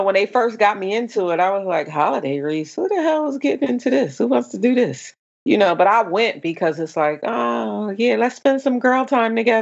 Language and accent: English; Camden, New Jersey, United States; moved away; And I said, Camden